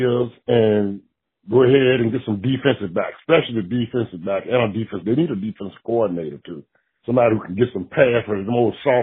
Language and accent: English; Richmond, Virginia, United States; I'm from Richmond, Virginia